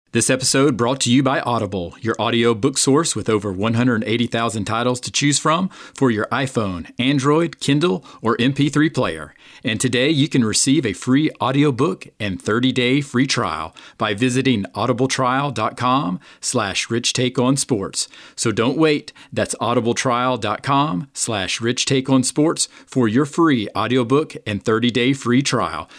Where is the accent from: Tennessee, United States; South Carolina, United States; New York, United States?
South Carolina, United States; Greenville; here in my hometown, Greenville, South Carolina